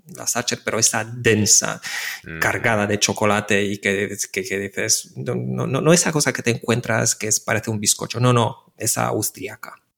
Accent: Bucharest, Romania; Spanish is a second language; now in Barcelona, Spain; yo nací en Bucarest

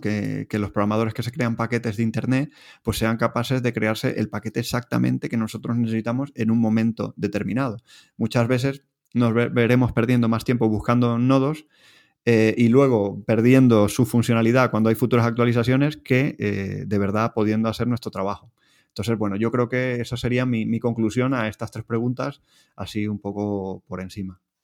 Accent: Venezuela; moved away as an adult; now in Spain; yo, yo nací y, me crié en Venezuela, estudié la carrera allí, hasta eh, que vine con 22 años aquí a España.

